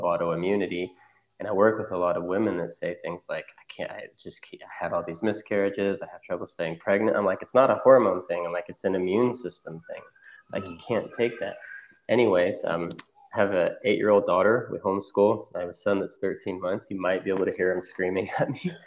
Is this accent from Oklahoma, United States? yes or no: yes; Oklahoma, United States; also born or lived in Cincinnati; I'm originally from Oklahoma. I moved back here.